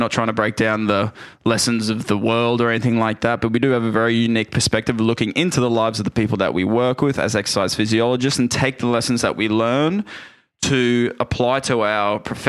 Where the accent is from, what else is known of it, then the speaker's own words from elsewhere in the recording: Australia; we're Australian